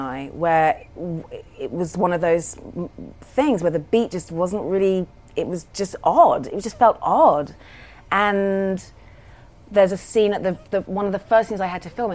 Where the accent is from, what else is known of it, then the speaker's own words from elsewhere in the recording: London, United Kingdom; I was raised in London